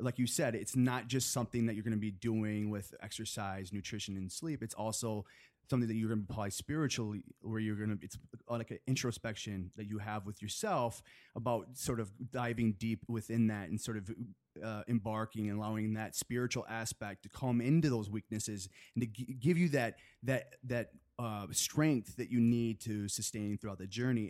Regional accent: Chelsea, Michigan, United States; moved away as an adult; now in Los Angeles, United States; I'm from a small town, uh, in Michigan. Have you heard of Chelsea, Michigan?

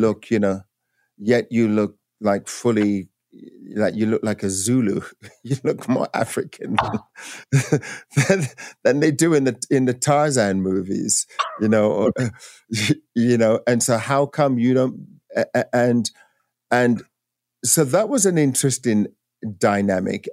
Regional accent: England, United Kingdom; moved away as an adult; now in United States; growing up in England

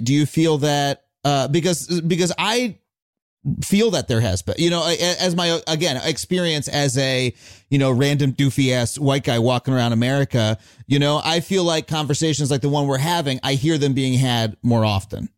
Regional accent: Wading River, New York, United States; I grew up in town, in a town called Wading River on Long Island

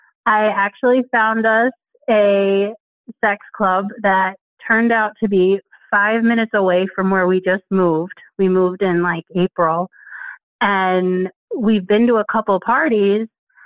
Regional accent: New York, United States; moved away as an adult; now in Pennsylvania, United States; I just turned 35. I'm currently in Pennsylvania, but that's new. I grew up in New York and was there forever.

